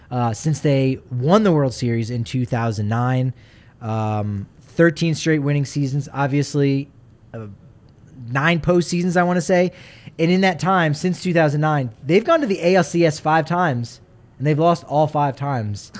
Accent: New Jersey, United States; moved away; I'm from New Jersey

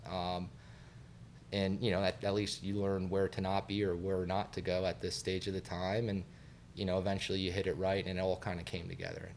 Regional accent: Satellite Beach, Florida, United States; my parents, uh, relocated us up to, uh, Satellite Beach

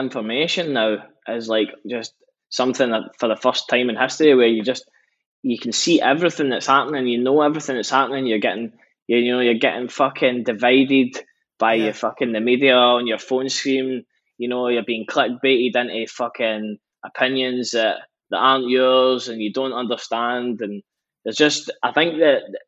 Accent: between Glasgow and Edinburgh, Scotland, United Kingdom; growing up, we stay in between Glasgow and Edinburgh.

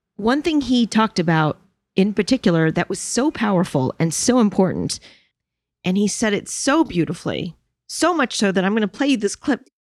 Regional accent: New York City, New York, United States; I am a New Yorker

